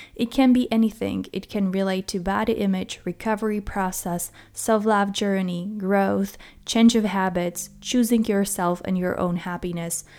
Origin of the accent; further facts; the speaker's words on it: Czechia; moved away; I was born in the Czech Republic